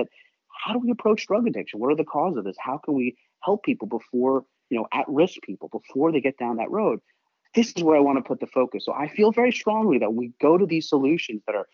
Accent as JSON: {"language": "English", "town": "New York City", "region": "New York", "country": "United States", "moved": "yes", "lives_now": "Seattle, United States", "said": "I'm a New Yorker"}